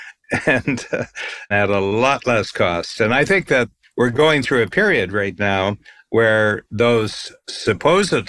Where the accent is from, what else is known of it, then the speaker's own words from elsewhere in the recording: Ohio, United States; we were growing up in Ohio